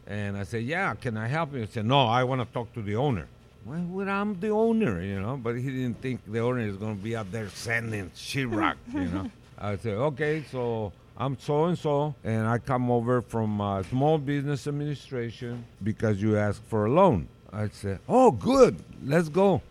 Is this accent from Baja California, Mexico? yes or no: yes; Tijuana, Baja California, Mexico; also born or lived in South San Francisco; now in San Francisco, United States; I was raised in Tijuana